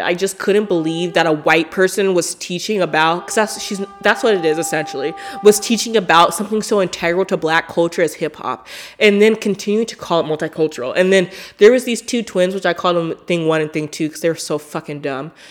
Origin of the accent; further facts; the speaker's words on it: Portland, United States; I'm from Portland